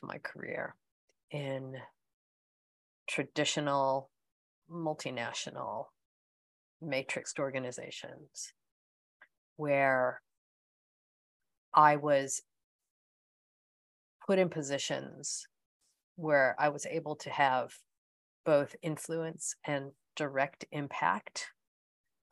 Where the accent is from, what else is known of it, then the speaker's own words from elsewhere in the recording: United States; accent: American; moved away as an adult; also born or lived in United Kingdom; now in New Zealand; you can also tell by my accent that I'm American, but I have, I left America in 1995, first for the UK for 7 years, and then emigrated to New Zealand in 2003